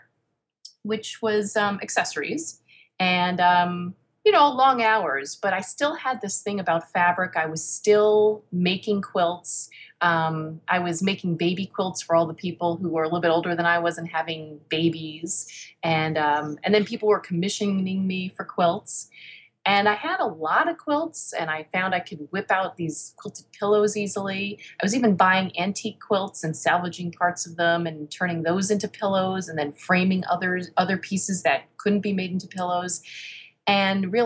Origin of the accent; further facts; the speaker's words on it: Spring Valley, New York, United States; also born or lived in St. Louis, Missouri; my hometown in just outside of New York City in Spring Valley